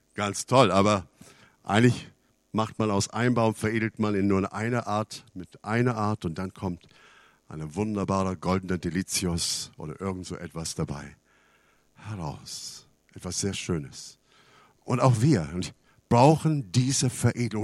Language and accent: German; Canada; now in Germany; Ich bin in Kanada aufgewachsen